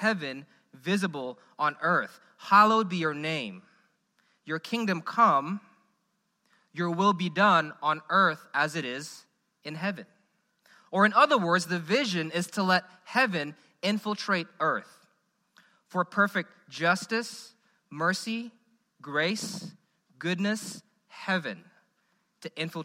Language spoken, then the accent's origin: English; Indonesia; now in Memphis, United States; I'm from Indonesia.